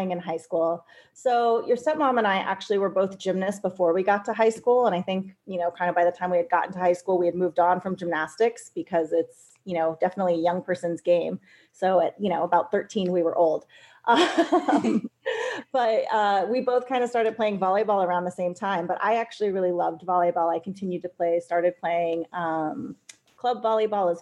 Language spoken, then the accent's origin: English; California, United States; moved away as an adult; I came from California